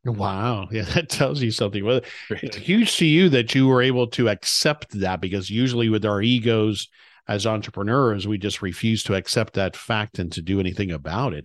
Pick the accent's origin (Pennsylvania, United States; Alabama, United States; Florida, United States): Florida, United States; South; moved away; also born or lived in Dallas area, Texas; I grew up in South Florida